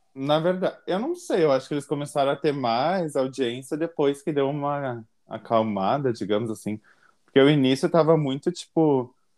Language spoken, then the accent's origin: Portuguese; Caxias do Sul, Rio Grande do Sul, Brazil; eu sou de Caxias do Sul, RS. RS não é risadinha, Rio Grande do Sul